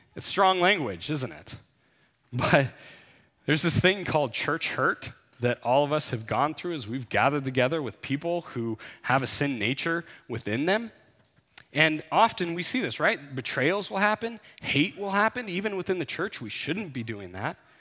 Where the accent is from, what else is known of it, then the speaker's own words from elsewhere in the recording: United States; growing up in the United States